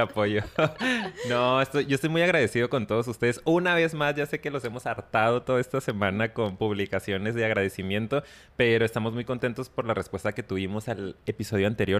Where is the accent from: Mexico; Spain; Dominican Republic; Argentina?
Mexico; Sobre todo en la cultura mexicana, digo, hablando por lo que yo conozco, Y, y he vivido